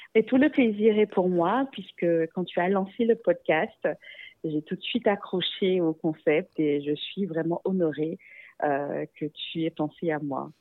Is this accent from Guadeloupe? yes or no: yes; Guadeloupe; une jeune femme métisse d'origine afro et aussi indo-descendante de la Guadeloupe